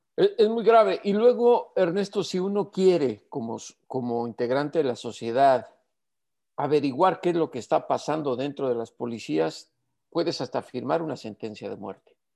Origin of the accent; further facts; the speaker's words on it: Mexico; como mexicano